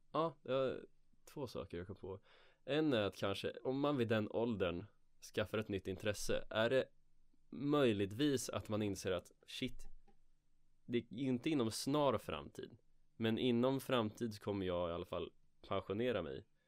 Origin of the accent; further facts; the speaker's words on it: Örebro, Örebro County, Sweden; moved away; jag var hemma i mina hemtrakter i Örebro